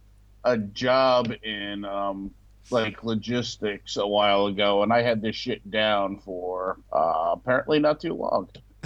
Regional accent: United States; us in America, we only care about ourselves

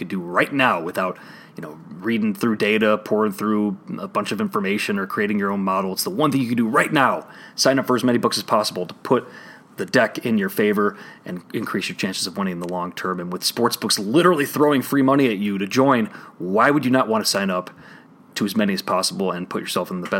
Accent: Chicago, Illinois, United States; I'm obviously from Chicago, based in Chicago myself

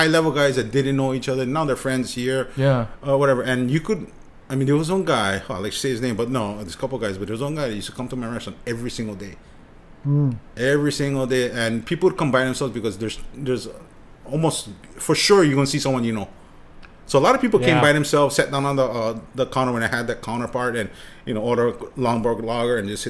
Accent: Hawaii, United States; also born or lived in Japan; when you see each other first time from Hawaii, the first question is, hey, where are you from? Which means what high school?

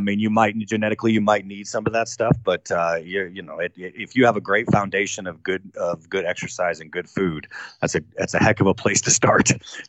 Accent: Washington, District of Columbia, United States; born there; I was born in Washington, D.C. I was raised by two amazing people

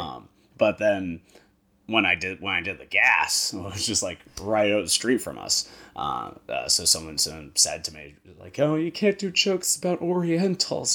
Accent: Hyannis, Massachusetts, United States; I am from Cape Cod, Massachusetts. I was born in Hyannis

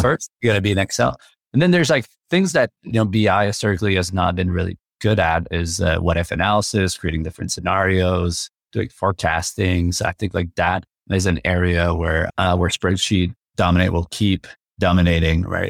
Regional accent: Quebec City, Quebec, Canada; first language French; English is a second language; moved away; I'm from Quebec City originally, so I grew up speaking French

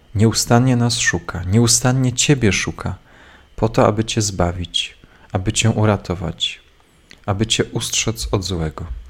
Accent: Cisownica, Silesian Voivodeship, Poland; z Cisownicy, z mojej rodzinnej miejscowości

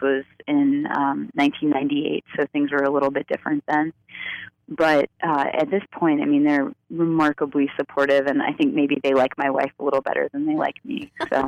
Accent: Florida, United States; moved away; So I grew up in Central Florida, which was very conservative.

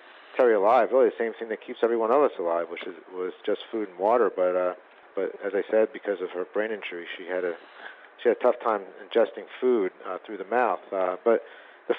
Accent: outside of Philadelphia, Pennsylvania, United States; We grew up outside of Philadelphia

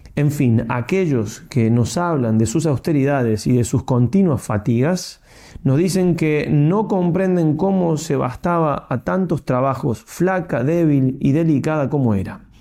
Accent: Argentina; soy argentino

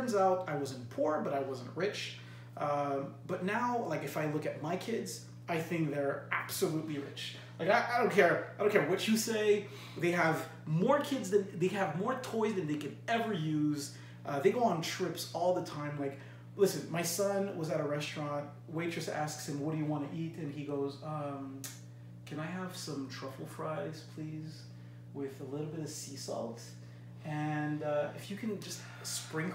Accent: Saint-Hubert, Quebec, Canada; I grew up in St. Hubert in a family bungalow

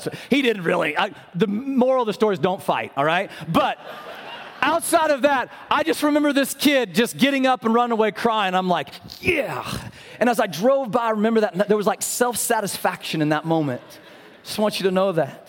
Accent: Abilene, Kansas, United States; moved away; I had the opportunity to go to Abilene, Kansas. I call that my hometown

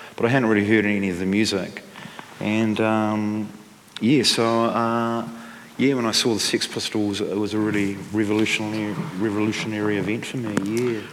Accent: Dunedin, Otago, New Zealand; where I grew up in Dunedin

